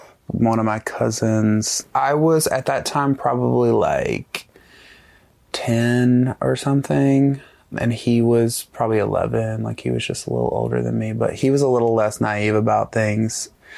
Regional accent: Alabama, United States; I grew up in North Alabama in a tiny town with like I graduated with like 70 people

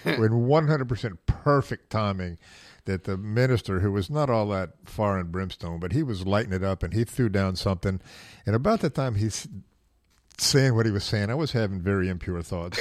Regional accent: the South, United States; I was raised in the South

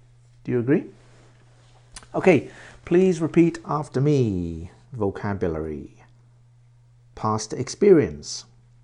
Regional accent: Swansea, Wales, United Kingdom; also born or lived in Reading; I was born in Reading, UK, Reading, which is near London. I was born there and I lived there until I was 9 years old. And at 9 years old, I moved to Wales and I lived in Swansea City.

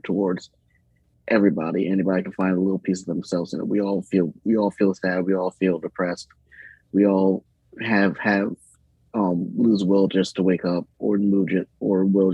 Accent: Baltimore, Maryland, United States; moved away as an adult; now in Cumberland, United States; I'm originally from Baltimore. I moved to Cumberland, Maryland in 2016 or so

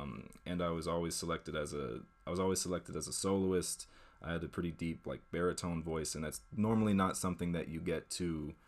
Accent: Washington, District of Columbia, United States; born there; also born or lived in Maine / Vermont / Massachusetts; So I was born in Washington D.C. And then I moved around the Northeast. I lived in DC, house in Maine, house in Vermont, four different houses in Western Massachusetts, wow.

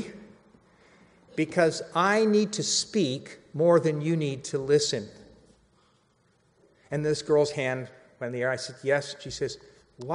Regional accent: Central Valley, California, United States; moved away as an adult; also born or lived in Los Angeles; Years ago, I moved to LA. I'm from the Central Valley

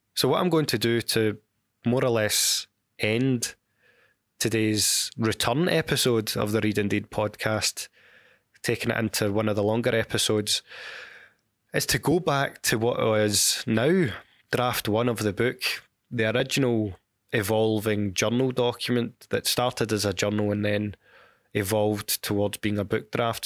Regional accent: Glasgow, Scotland, United Kingdom; my hometown of Glasgow

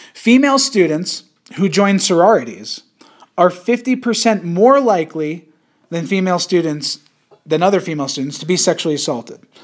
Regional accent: Yonkers, New York, United States; I was born in Yonkers

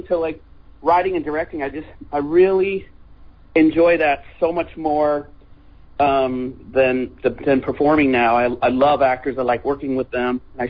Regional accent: Fresno, California, United States; also born or lived in Clovis, California; Fresno, California, Clovis, California. And we kind of just did shows around that vicinity. It's like Central California.

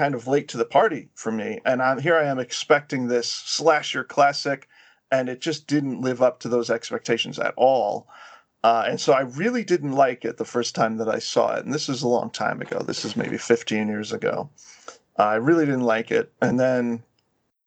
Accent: New York, United States; I'm from New York

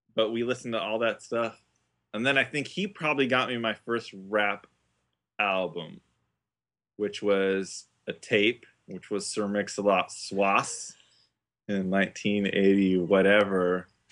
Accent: Isla Vista, California, United States; growing up in I V, it was the college town

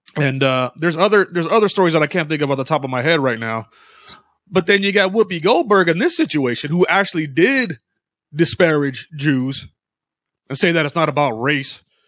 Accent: United States; I consider myself American. I never been to Africa

